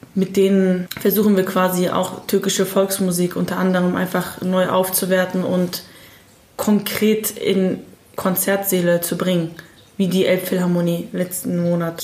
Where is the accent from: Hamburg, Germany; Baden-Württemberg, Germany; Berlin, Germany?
Hamburg, Germany; ich bin in Hamburg aufgewachsen